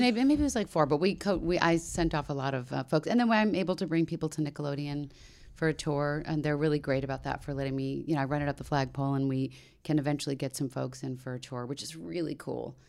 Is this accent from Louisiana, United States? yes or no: no; D.C. area, Maryland, United States; moved away; the D C area where I grew up in Maryland.